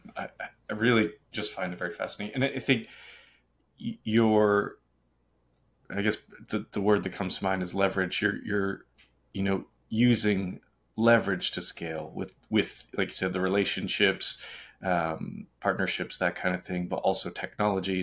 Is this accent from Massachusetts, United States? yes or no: yes; Boston, Massachusetts, United States; also born or lived in Charlotte; now in Los Angeles, United States; I'm from Boston